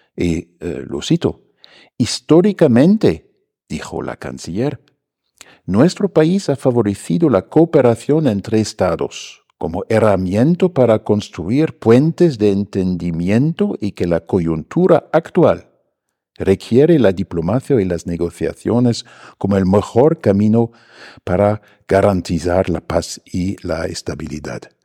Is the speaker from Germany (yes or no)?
yes; Germany; now in Mexico; nosotros en Alemania